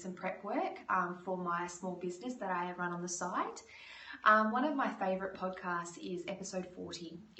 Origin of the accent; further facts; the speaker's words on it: Perth, Western Australia, Australia; moved away; also born or lived in Toronto; I'm from Perth, Western Australia.